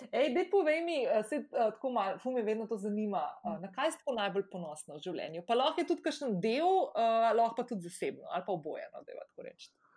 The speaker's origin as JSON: {"language": "Slovenian", "country": "Slovenia", "also_born_or_lived": "London", "said": "sem se preselila iz Slovenije, sicer za pol leta v London"}